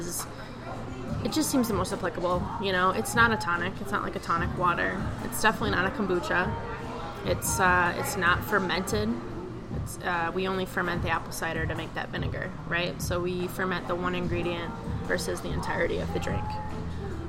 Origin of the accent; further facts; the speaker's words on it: Healy, Alaska, United States; moved away as an adult; now in Minnesota, United States; if you've heard of Healy, it's the town, that's where I grew up.